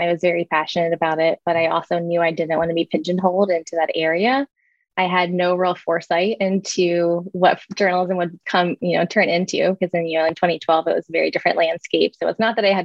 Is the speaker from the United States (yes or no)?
yes; Columbus, Ohio, United States; I worked at a branding and marketing agency in my hometown of Columbus, Ohio